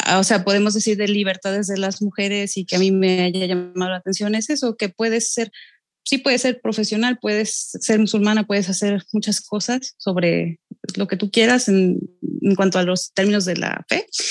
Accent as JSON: {"language": "Spanish", "town": "Xalapa", "region": "Veracruz", "country": "Mexico", "said": "Yo soy de aquí de Jalapa"}